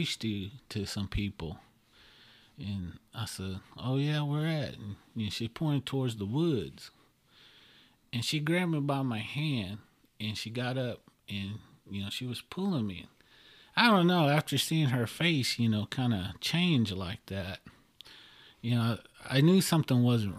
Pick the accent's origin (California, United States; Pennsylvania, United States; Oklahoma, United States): Oklahoma, United States; I'm from Oklahoma